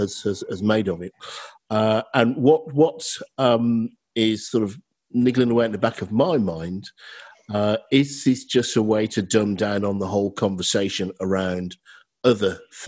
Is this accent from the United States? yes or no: no; United Kingdom; We're British and, you know, we like to beat our chest about that.